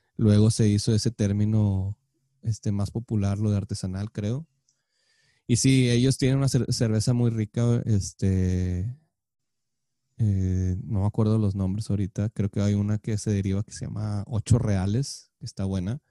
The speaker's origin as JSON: {"language": "Spanish", "town": "Monterrey", "region": "Nuevo León", "country": "Mexico", "tie": "born or raised there", "said": "creciendo en Monterrey"}